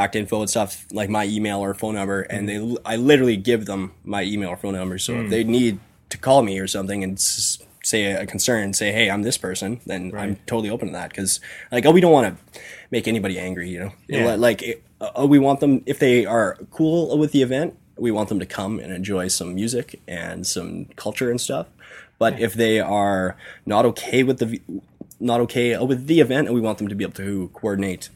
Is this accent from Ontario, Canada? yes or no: no; Kindersley, Saskatchewan, Canada; now in Saskatoon, Canada; we're all from Kindersley. Mm-hmm. We all live in Saskatoon